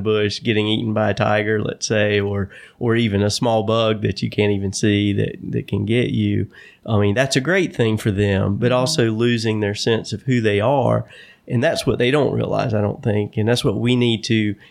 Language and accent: English; Stanly County, North Carolina, United States; I grew up in Stanley County in a rural area